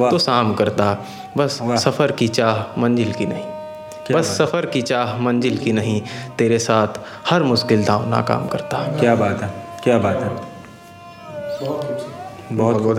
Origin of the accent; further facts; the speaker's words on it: Farrukhabad, Uttar Pradesh, India; now in Silvassa, India; basically मैं फ़रुखाबाद का रहने वाला हूँ और यहाँ सिलवासा में पिछले दो तीन साल से जॉब कर रहा हूँ